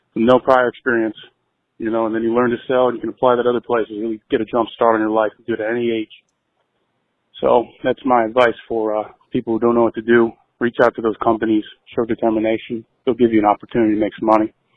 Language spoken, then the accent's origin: English; New Hampshire, United States; now in Denver, United States; I'm from New Hampshire, but I live in Denver now